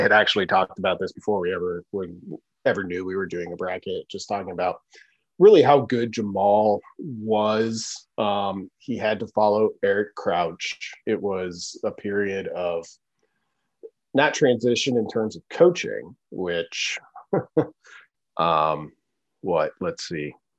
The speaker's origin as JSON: {"language": "English", "region": "Nebraska", "country": "United States", "moved": "yes", "said": "I was from Nebraska"}